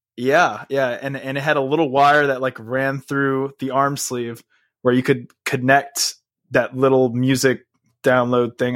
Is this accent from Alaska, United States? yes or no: no; Houma, Louisiana, United States; also born or lived in Texas / California; me and my mom ended up living in a little city called Homa, which is like an hour outside of New Orleans